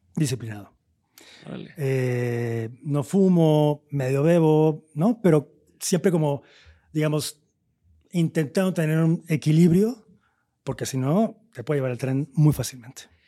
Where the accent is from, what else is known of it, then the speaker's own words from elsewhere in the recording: Veracruz, Mexico; nosotros que somos de Veracruz